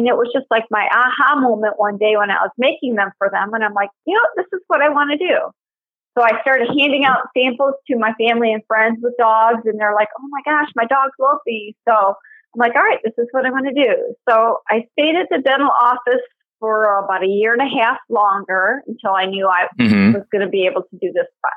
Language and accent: English; Detroit, Michigan, United States; also born or lived in Livonia, Michigan; I was born and raised in Detroit and moved to Livonia about 2002